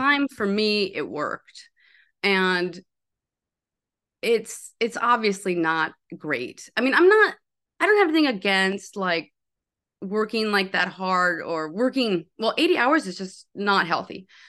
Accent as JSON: {"language": "English", "town": "Park Rapids", "region": "Minnesota", "country": "United States", "tie": "born or raised there", "also_born_or_lived": "New York", "said": "I'm from this town. It's called Park Rapids, Minnesota"}